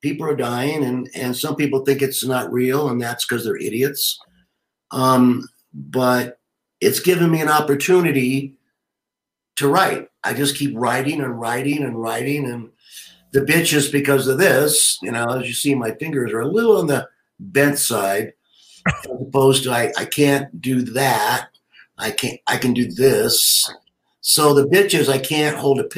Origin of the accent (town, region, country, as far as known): United States